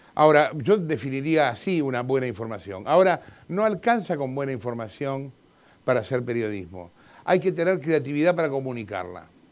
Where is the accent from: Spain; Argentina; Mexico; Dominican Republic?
Argentina; como soy argentino